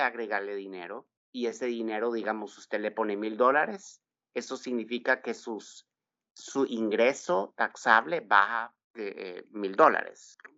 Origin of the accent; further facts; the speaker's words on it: Texas, United States; moved away as an adult; also born or lived in San Salvador, El Salvador; now in California, United States; Yo nací en San Salvador, El Salvador. Me vine de cinco años con mis padres y hermanas a Texas y viví, crecí, me eduqué y trabajé por bastantes años